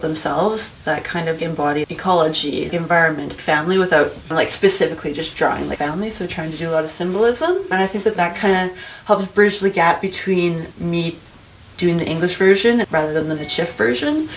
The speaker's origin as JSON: {"language": "English", "town": "Winnipeg", "region": "Manitoba", "country": "Canada", "moved": "as an adult", "lives_now": "Edmonton, Canada", "said": "I'm originally from Winnipeg, Manitoba, from the Red River region"}